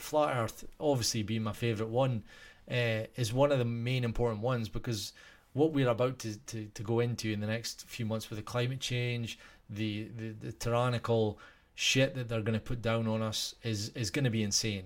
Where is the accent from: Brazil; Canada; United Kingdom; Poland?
United Kingdom; Scotland; I'm Scottish.